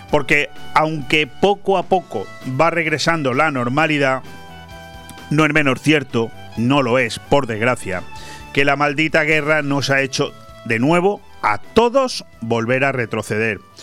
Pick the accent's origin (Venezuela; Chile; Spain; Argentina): Spain; also born or lived in Benidorm, Marina Baja; como españoles